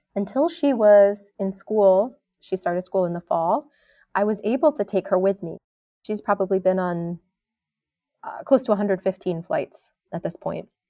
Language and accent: English; New York, United States; I grew up in New York State